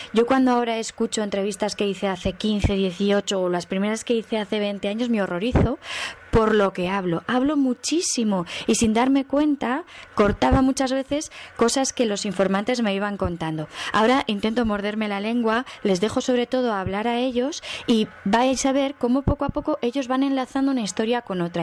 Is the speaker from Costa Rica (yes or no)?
no; Aragon, Spain; Nosotros aquí en Aragón